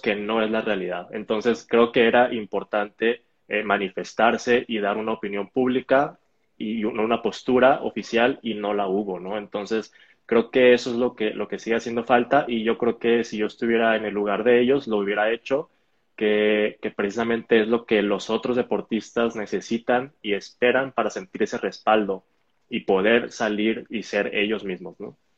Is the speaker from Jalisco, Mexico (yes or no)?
no; Hermosillo, Sonora, Mexico; also born or lived in Guadalajara; Crecí en Hermosillo, que es donde estoy ahorita